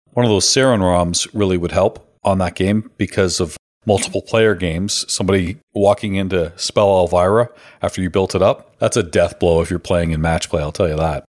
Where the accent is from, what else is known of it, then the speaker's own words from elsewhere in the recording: Canada; which I obviously love being Canadian